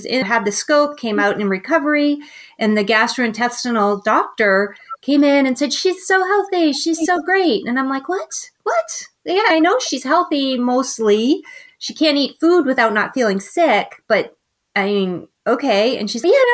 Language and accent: English; Boston, Massachusetts, United States; moved away as an adult; also born or lived in Chicago; now in Northern California, United States; I am from Boston, so the East Coast. And then I lived there my entire life